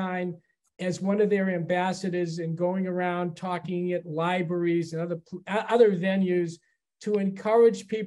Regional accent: Chelsea, Massachusetts, United States; also born or lived in Boston; I grew up in Chelsea, which was a suburb of Boston

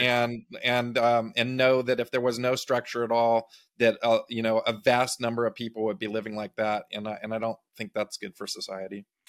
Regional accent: Big Sur, California, United States; I grew up in Big Sur, California, uh, on the coast

